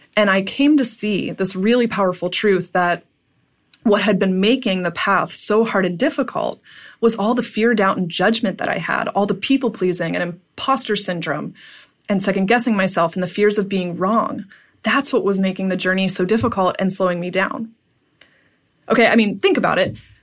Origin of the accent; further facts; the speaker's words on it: Pittsburgh, Pennsylvania, United States; moved away as an adult; I moved back to my hometown of Pittsburgh